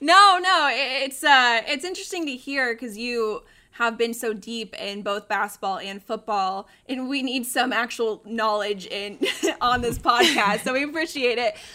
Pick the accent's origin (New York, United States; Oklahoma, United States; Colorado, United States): Colorado, United States; now in Arizona, United States; I, I grew up in Colorado